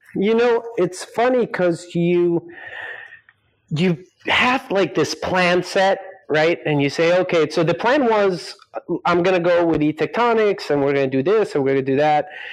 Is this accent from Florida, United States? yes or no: no; Scarsdale, New York, United States; also born or lived in Colombia; now in Silicon Valley, United States; I was born in New York, raised in Colombia till I was about eight years old, came to the States because my father worked at the United Nations. So that's where I ended up growing up in uh, Westchester County in a, in a city called Scarsdale